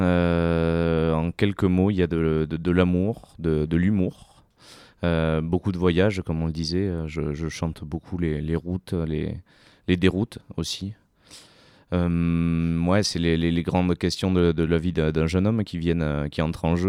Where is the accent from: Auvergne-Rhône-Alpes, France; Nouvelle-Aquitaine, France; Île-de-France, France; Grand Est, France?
Nouvelle-Aquitaine, France; Sarlat-la-Canéda; je viens de Sarlat terre euh, occitane